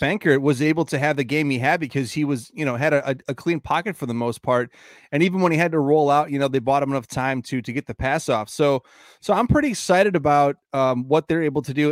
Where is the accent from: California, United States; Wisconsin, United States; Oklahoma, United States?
Wisconsin, United States; Green Bay; Sanjay and I grew up in Green Bay.